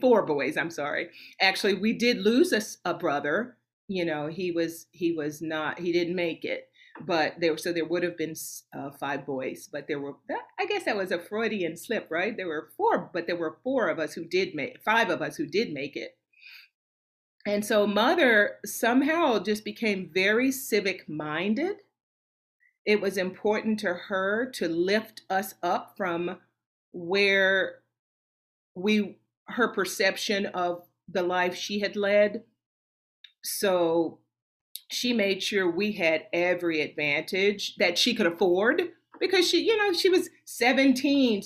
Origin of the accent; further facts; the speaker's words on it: Nashville, Tennessee, United States; Was born and raised in Nashville, Tennessee